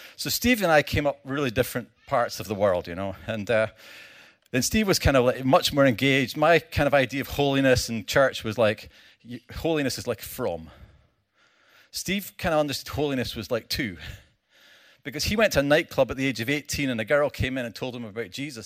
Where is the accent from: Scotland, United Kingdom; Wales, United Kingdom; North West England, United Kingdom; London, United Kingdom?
Scotland, United Kingdom; I come from Scotland